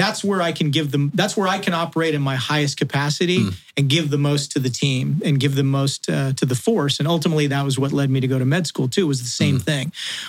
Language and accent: English; Wales, United Kingdom; With corresponding leg length and, you know, body, you know, I'm a Welshman. We're built the way we're built, right?